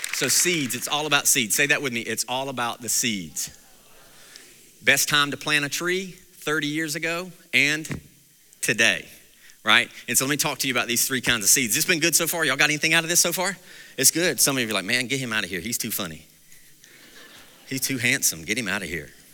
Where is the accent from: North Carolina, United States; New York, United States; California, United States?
North Carolina, United States; Mount Airy; I grew up in Mount Airy, North Carolina